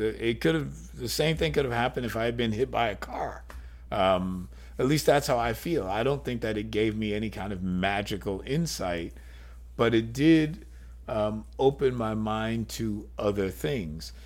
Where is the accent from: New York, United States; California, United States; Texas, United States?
New York, United States; growing up as a New Yorker